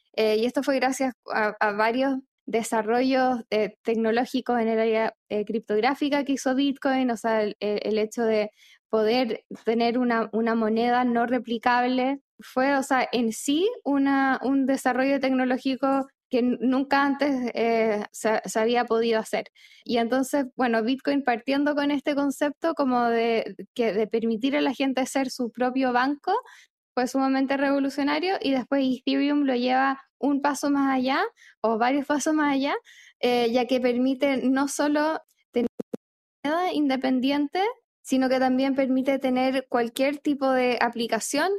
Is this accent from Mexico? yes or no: no; Chile; moved away; also born or lived in Argentina; yo soy chilena, pero viví en Argentina casi cinco años